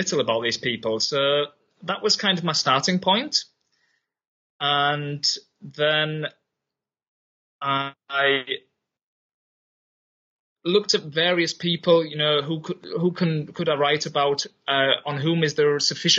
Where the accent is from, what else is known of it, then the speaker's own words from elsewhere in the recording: Yorkshire and the Humber, United Kingdom; moved away as an adult; also born or lived in Berlin, Germany; now in Germany; I'm originally from England, from Yorkshire